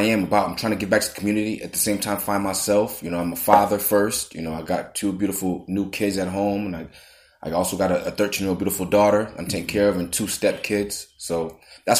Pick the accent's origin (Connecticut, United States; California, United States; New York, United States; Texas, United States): Connecticut, United States; Hartford; I was born in Hartford, Connecticut